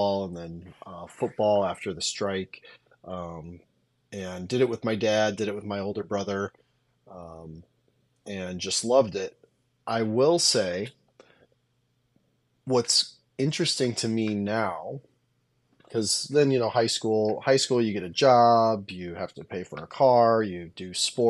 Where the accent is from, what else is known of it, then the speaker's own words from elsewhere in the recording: Nebraska, United States; I'm from Nebraska originally.